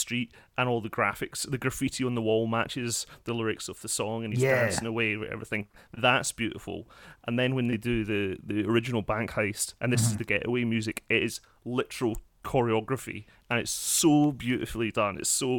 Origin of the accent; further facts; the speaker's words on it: Scotland, United Kingdom; I grew up an hour outside of Glasgow